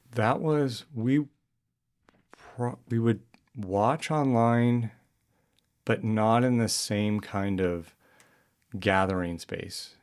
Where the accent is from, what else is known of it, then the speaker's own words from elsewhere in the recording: New Mexico, United States; moved away as an adult; I grew up in New Mexico